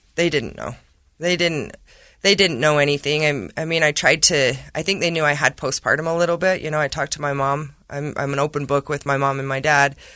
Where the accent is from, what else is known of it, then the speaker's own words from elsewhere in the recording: Emery County, Utah, United States; I'm from Emory County, but I work in Carbon.